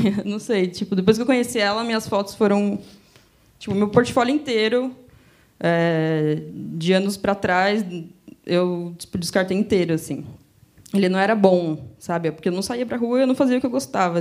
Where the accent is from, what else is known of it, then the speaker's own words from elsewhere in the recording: Greater ABC region, São Paulo, Brazil; Eu sou da região do Grande ABC de São Paulo